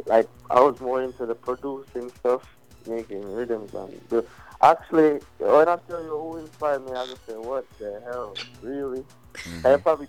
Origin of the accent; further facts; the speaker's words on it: United Kingdom; I just like I said, I come from England, but pick up everybody.